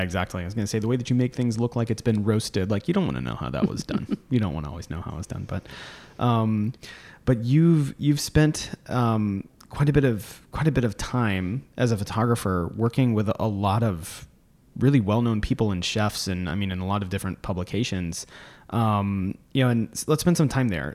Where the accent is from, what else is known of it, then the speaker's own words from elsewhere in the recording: Florida, United States; also born or lived in Virginia; I grew up in Florida, so not East Tennessee